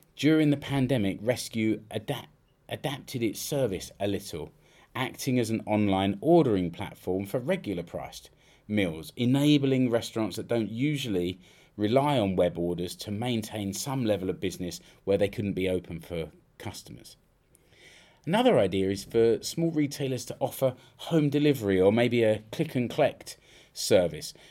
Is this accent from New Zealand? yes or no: no; United Kingdom; now in Finland; I know I'm British